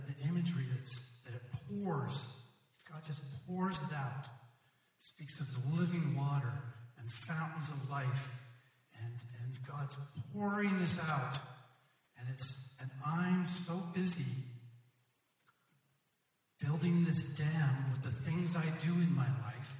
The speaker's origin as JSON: {"language": "English", "town": "Ottawa", "region": "Ontario", "country": "Canada", "tie": "born or raised there", "said": "I grew up in Ottawa, and Ottawa is situated up against the Ottawa River."}